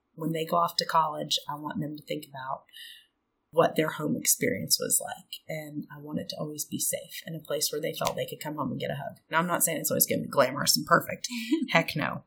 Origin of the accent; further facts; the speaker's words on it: South Dakota and Minnesota, Midwest, United States; moved away; also born or lived in Auburn, Alabama / Atlanta, Georgia; I'm originally from the Midwest. I grew up in South Dakota and Minnesota, but I've been in the South since 2002.